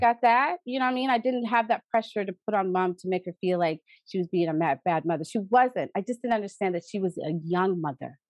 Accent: East Preston, Nova Scotia, Canada; I am proudly a daughter of the village of the East Preston Preston Township area, and I and I love my community.

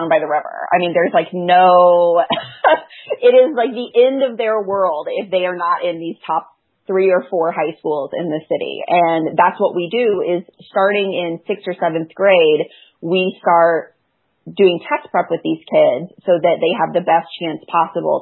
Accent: Knoxville, Tennessee, United States; now in Chicago, United States; I grew up in Knoxville, Tennessee

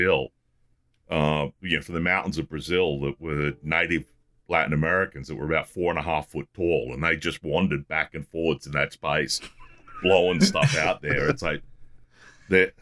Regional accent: Australia; as an Australian

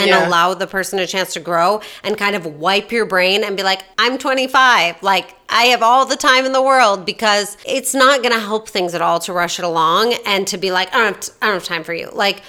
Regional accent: Australia; I'm Australian, which is all fine.

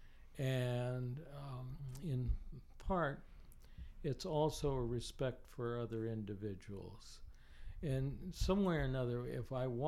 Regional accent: inland Southern California, United States; also born or lived in Los Angeles, California; I grew up, though, in the hinterland, inland, where what was once known as the Virginia Dare Winery, the largest

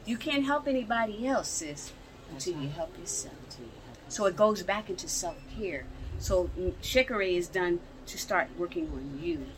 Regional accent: Philadelphia, Pennsylvania, United States; now in Atlanta, United States; I live now here in Atlanta. I'm born and raised in Philadelphia

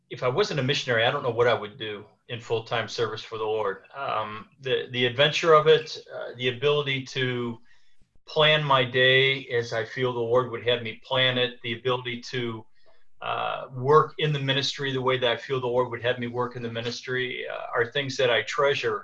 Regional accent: United States; moved away as an adult; now in Ivory Coast; as an American

